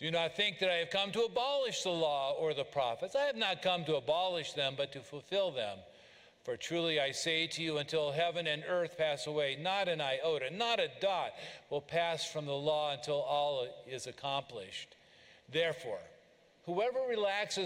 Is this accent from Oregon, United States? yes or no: yes; Oregon, United States; moved away; I grew up in Oregon, and I grew up with rain